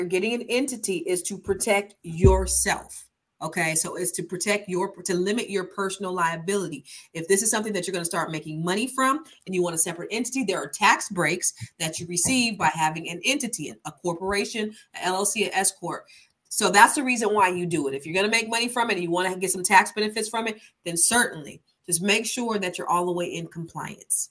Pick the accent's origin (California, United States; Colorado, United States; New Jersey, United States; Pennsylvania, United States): California, United States; I'm from California